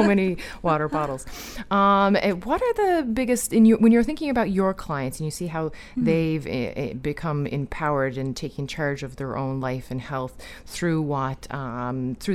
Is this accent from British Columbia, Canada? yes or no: no; Newfoundland and Labrador, Canada; I'm from Newfoundland